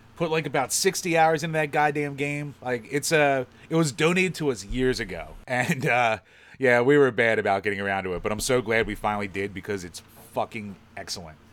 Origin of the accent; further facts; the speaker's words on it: Philadelphia, Pennsylvania, United States; accent: Philly; my Philly accent